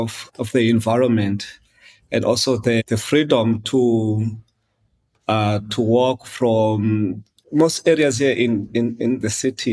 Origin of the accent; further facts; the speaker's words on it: Eastern Cape, South Africa; I was born in Cape Town, mid-80s. Quickly after that, my mother moved back to the Eastern Cape.